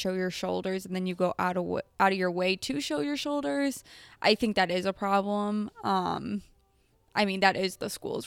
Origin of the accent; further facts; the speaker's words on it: United States; being an American as I am